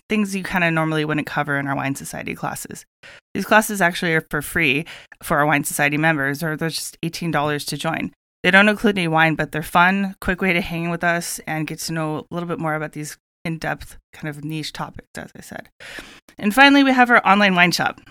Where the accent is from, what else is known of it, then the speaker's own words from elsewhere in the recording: Santa Barbara, California, United States; Growing up in Santa Barbara